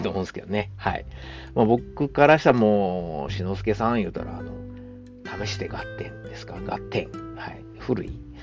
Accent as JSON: {"language": "Japanese", "region": "Kansai", "country": "Japan", "accent": "Kansai dialect", "said": "関西人の僕"}